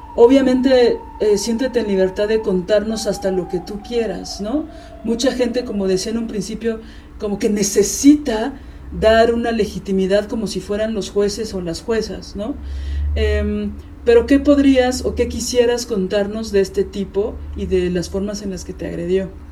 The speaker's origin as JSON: {"language": "Spanish", "region": "Mexico City", "country": "Mexico", "said": "Yo siendo chilanga"}